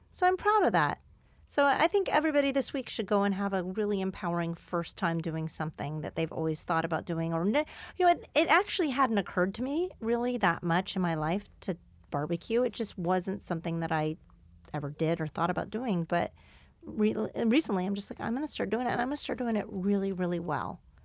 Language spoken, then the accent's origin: English; Canada; moved away; where I grew up in Ca-, in Canada